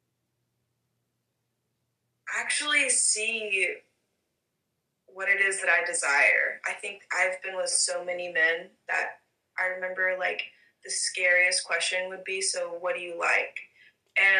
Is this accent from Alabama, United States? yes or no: yes; Alabama, United States; I'm from Alabama